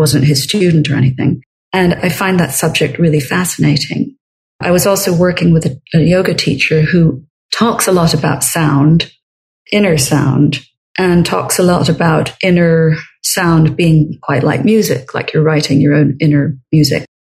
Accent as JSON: {"language": "English", "region": "Scotland", "country": "United Kingdom", "tie": "born or raised there", "said": "I grew up in Scotland and I grew up with Scottish folk music."}